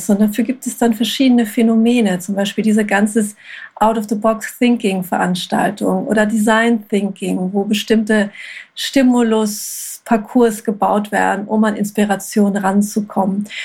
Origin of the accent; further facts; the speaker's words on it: Hamburg, Germany; Ich komme aus Hamburg.